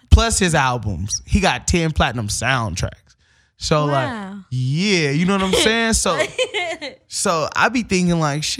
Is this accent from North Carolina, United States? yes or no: no; Pacoima, California, United States; like, I grew up in Pacoima. Topanga is like 20 miles from me.